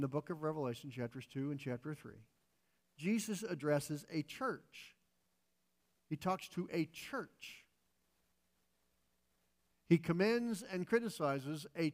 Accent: United States; functioning as an American

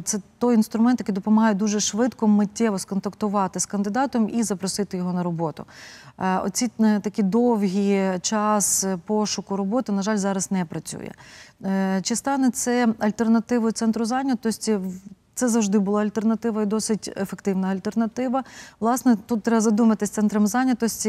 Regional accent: Prykarpattia, Ukraine; я сама народилася в Прикарпатті

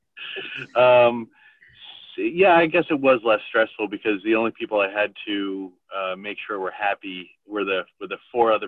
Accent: Boston, Massachusetts, United States; I was born in Dorchester, Massachusetts

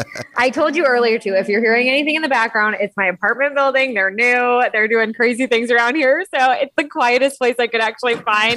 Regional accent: Texas, United States; now in Nashville, United States; because I grew up in Texas, which like country roads all the way. And I live in Nashville now.

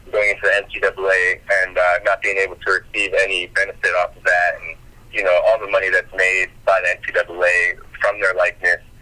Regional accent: Kentucky, United States; I'm from Kentucky

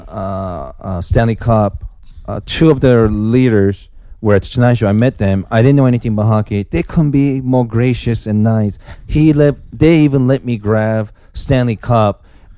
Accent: Osaka, Japan; moved away; also born or lived in Los Angeles, California, United States; I grew up in Japan, Osaka, Japan

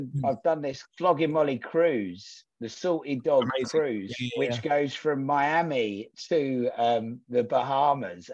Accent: Braintree, East of England, United Kingdom; we grew up in Braintree, where there was fuck all going on

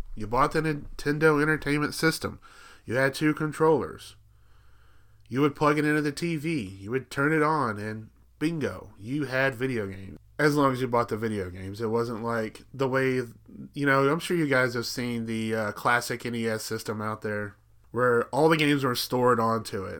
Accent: Alabama, United States; another cousin that I had when I was growing up in Alabama

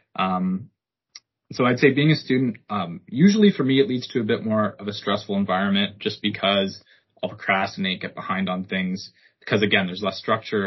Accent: Ottawa, Ontario, Canada; moved away as an adult; also born or lived in Hamilton; I'm born and raised in Ottawa

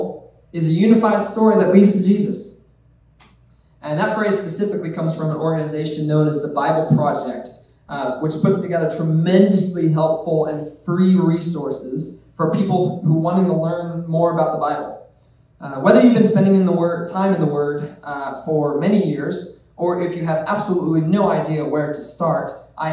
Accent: Edgerton, Kansas, United States; also born or lived in Lawrence, Kansas; I'm originally from Edgerton Kansas, where I went to church there for years growing up.

